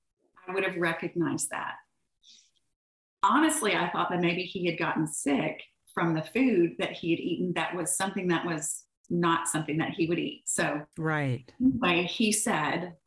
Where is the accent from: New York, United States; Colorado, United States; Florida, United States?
Florida, United States; Orlando; moved away as an adult; now in Birmingham, United States; I grew up in Orlando